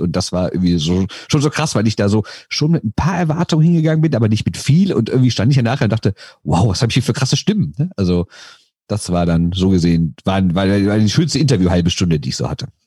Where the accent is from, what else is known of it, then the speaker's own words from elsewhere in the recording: Düsseldorf, North Rhine-Westphalia, Germany; ich komme aus Düsseldorf